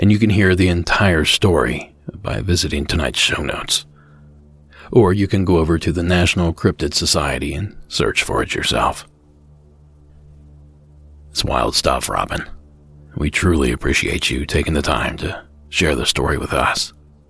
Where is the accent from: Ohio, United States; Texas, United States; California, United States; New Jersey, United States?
Ohio, United States; my home state of Ohio